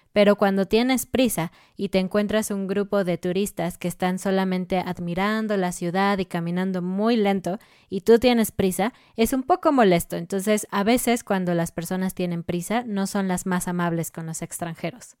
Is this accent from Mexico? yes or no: yes; Mexico City, Mexico; moved away as an adult; now in Querétaro, Mexico; nosotros somos de Ciudad de México, una gran, gran ciudad. Y ahora nosotros estamos en la ciudad de Querétaro